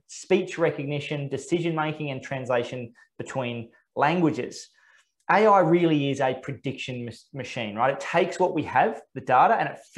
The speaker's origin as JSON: {"language": "English", "country": "Australia", "said": "as an Australian"}